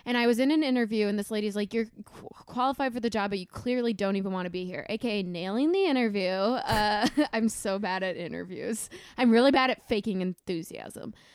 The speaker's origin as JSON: {"language": "English", "region": "Minnesota", "country": "United States", "tie": "born or raised there", "moved": "yes", "lives_now": "Chicago, United States", "said": "I'm from Minnesota, I grew up on a farm."}